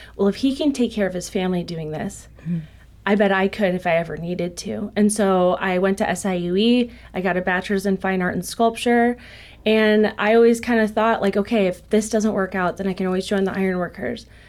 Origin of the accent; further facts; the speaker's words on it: Joliet, Illinois, United States; I'm originally from Joliet, Illinois